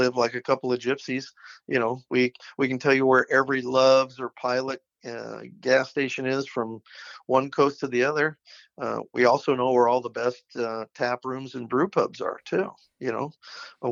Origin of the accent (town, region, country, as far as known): Lincoln, Nebraska, United States